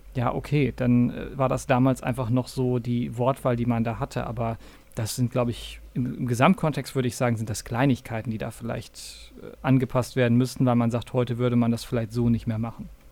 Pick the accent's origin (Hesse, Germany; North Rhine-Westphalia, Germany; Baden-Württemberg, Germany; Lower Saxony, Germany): North Rhine-Westphalia, Germany; in diesem kleinen 15.000 Personen Örtchen, also wirklich kein, große, kein großer Ort in äh, Nordrhein-Westfalen in der Nähe von Münster, wo ich aufgewachsen bin